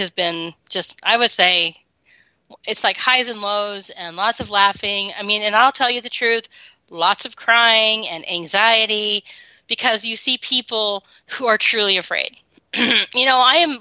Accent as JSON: {"language": "English", "region": "the Bible Belt", "country": "United States", "tie": "born or raised there", "said": "I grew up in the Bible Belt."}